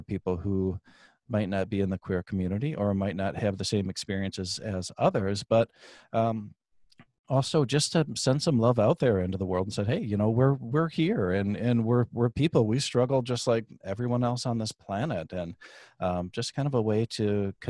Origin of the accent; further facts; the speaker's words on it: Michigan, United States; born there; I am from Michigan originally. Yeah. We traveled around the country when I was just a wee baby still. But born in Michigan.